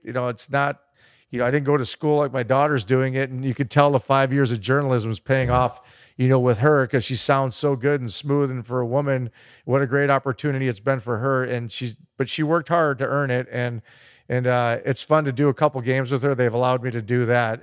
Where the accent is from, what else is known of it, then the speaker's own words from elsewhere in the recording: Chicago, Illinois, United States; growing up in Chicago